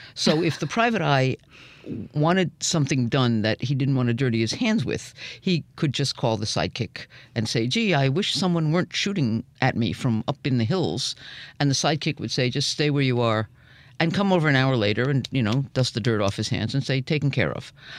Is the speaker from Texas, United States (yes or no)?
no; New York, United States; I grew up in New York